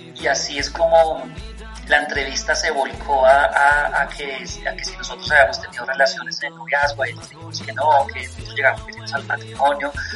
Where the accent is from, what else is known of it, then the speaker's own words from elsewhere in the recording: Bogotá, Colombia; como bogotanos somos influenciados por el rock que llegaba de afuera